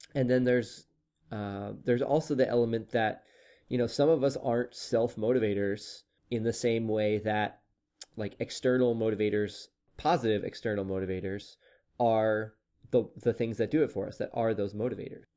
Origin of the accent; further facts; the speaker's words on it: Oklahoma, United States; moved away; my home state of Oklahoma